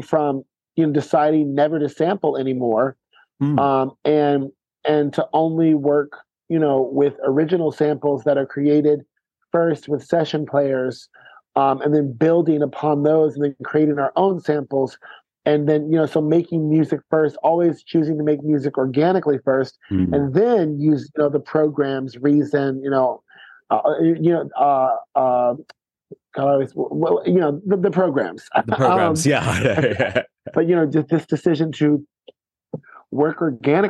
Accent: United States; moved away as an adult; also born or lived in San Francisco / Lisbon / Paris / Los Angeles; as an American

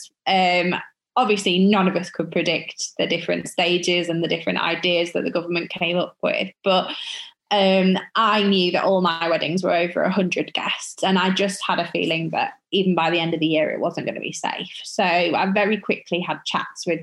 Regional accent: York, Yorkshire and the Humber, United Kingdom; my hometown of York

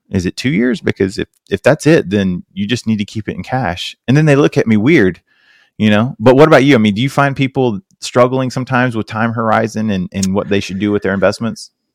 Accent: South Carolina, United States; I'm from South Carolina

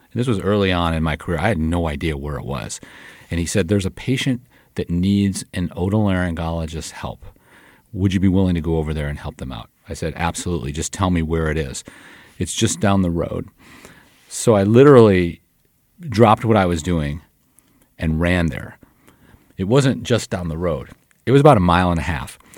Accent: Detroit, Michigan, United States; moved away as an adult; I was born and raised in Detroit, Michigan, a product of the sixties

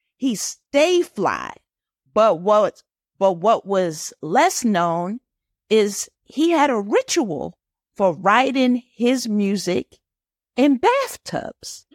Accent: New York, United States; Growing up in New York, we used to sing the Black National anthem at the start of every assembly

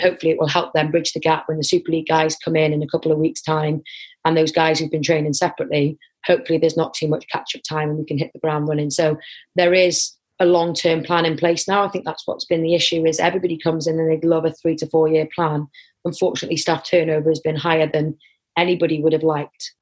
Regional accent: Wrexham, Wales, United Kingdom; I'm from Wrexham area

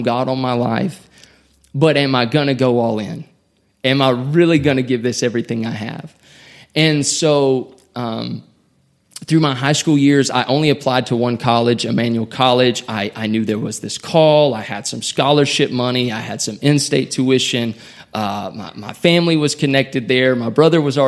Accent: South Carolina, United States; also born or lived in Elberton, Georgia; my home state of South Carolina

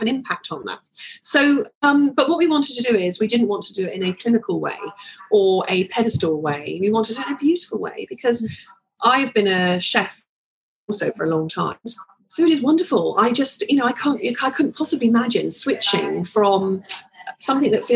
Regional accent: London, United Kingdom; I was born actually in Islington

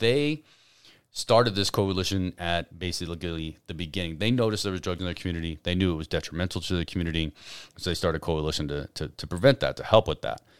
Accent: Albuquerque, New Mexico, United States; now in Carlsbad, United States; I'm from Albuquerque

